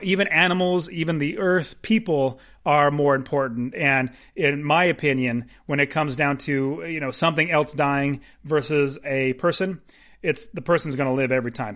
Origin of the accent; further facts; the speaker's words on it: United States; I'm an American